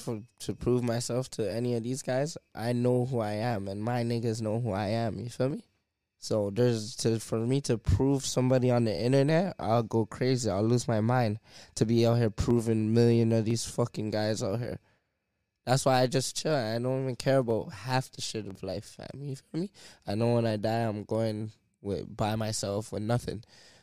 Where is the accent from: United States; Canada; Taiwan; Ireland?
Canada; They don't know who the fuck I am, bro. I'm from Canada. I'm from a whole different world, my nigga.